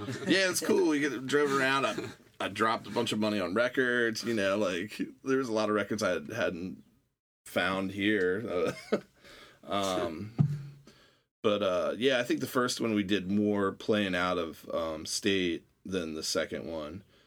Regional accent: Annapolis, Maryland, United States; also born or lived in Arlington, Virginia; I moved to Annapolis from Arlington, Virginia when I was seven. And, uh, uh, went to Broadneck Elementary School.

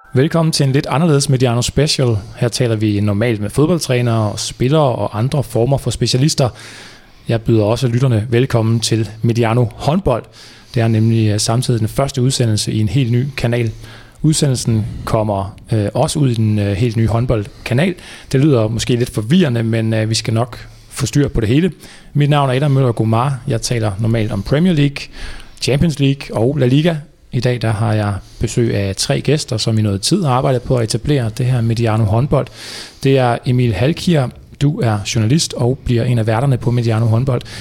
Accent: Viborg, Central Denmark Region, Denmark; Jeg kommer dog fra Viborg

